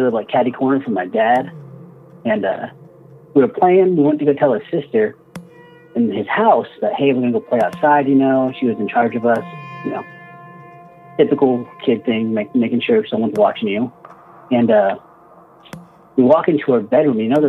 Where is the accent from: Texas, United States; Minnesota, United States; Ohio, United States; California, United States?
Texas, United States; I'm from Texas